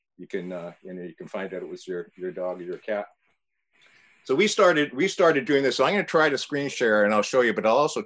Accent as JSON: {"language": "English", "country": "Canada", "also_born_or_lived": "Toronto, Canada / British Columbia, Canada", "moved": "as an adult", "lives_now": "California, United States", "said": "I'm Canadian"}